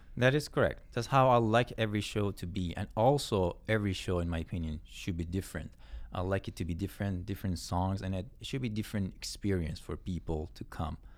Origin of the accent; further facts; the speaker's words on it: Yazd, Yazd Province, Iran; moved away as an adult; also born or lived in Tehran / Mashhad; now in Canada; I was born in Yazd, and I was, uh, living in Tehran for a few years, and then lived in Mashhad for a few years, too. But most of my teenage years was in Yazd